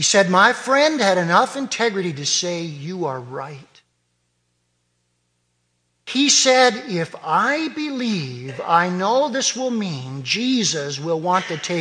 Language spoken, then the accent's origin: English; Detroit, Michigan, United States; I was born in Detroit